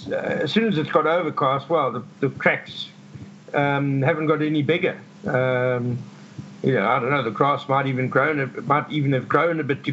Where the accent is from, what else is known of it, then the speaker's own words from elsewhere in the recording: KwaZulu-Natal, South Africa; I grew up in Natal